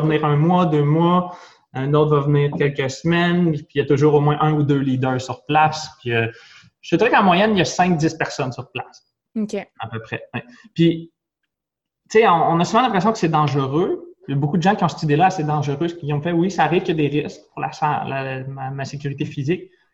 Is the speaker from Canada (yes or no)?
yes; Nicolet, Quebec, Canada; je viens de Nicolette une toute petite ville de policiers